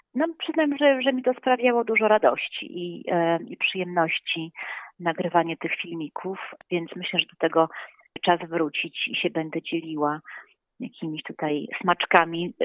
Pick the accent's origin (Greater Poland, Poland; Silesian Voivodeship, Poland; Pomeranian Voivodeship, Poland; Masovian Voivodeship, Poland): Masovian Voivodeship, Poland; Warsaw; jestem z Warszawy